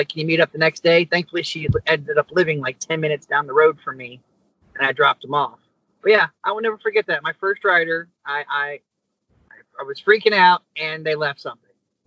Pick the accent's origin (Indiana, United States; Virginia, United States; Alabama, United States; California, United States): Virginia, United States; moved away as an adult; also born or lived in Tampa, Florida; now in Toms River, United States; I'm from Virginia.